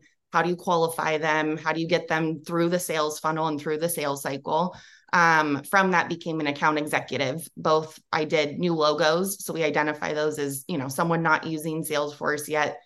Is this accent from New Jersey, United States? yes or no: no; Bay Area, Silicon Valley, California, United States; I grew up in the Bay Area, grew up in Silicon Valley